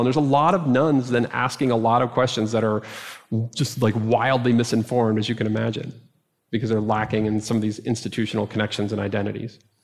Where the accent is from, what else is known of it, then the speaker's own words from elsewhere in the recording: Dallas, Texas, United States; moved away; my experience of growing up in Dallas